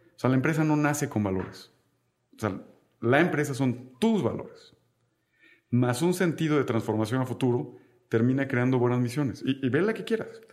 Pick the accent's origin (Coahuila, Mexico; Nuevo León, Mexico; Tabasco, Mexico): Tabasco, Mexico; moved away; yo soy tabasqueño. Y en Tabasco siempre hice algunos pequeños proyectos